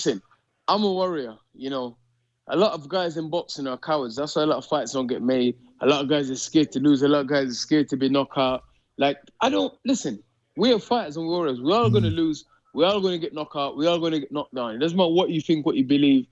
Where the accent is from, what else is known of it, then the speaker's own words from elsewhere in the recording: United Kingdom; I'm British